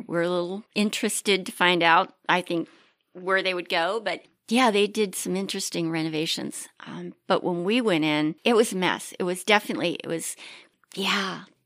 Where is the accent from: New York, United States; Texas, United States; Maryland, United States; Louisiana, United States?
Maryland, United States; moved away as an adult; also born or lived in Pittsburgh; now in Ohio, United States; I was raised on Maryland steamed crabs